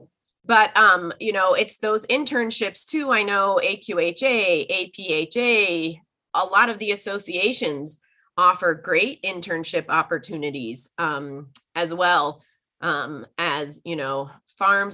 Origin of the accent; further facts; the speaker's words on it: outside the San Francisco Bay Area, California, United States; I grew up outside of the San Francisco Bay Area.